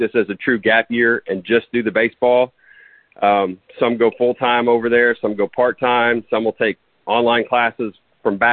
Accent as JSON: {"language": "English", "area": "Dallas-Fort Worth area", "region": "Texas", "country": "United States", "tie": "born or raised there", "moved": "as an adult", "lives_now": "Tennessee, United States", "said": "I am originally from Texas. I grew up in the Dallas-Fort Worth area."}